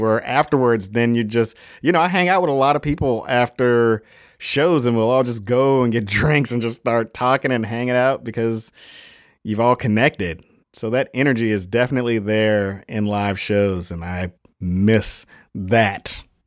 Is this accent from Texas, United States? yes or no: no; Chicago, Illinois, United States; I'm from Chicago, Illinois.